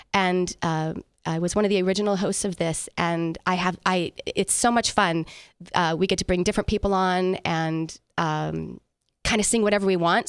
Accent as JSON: {"language": "English", "town": "San Diego", "region": "California", "country": "United States", "tie": "born or raised there", "moved": "as an adult", "lives_now": "Las Vegas, United States", "said": "I grew up in San Diego"}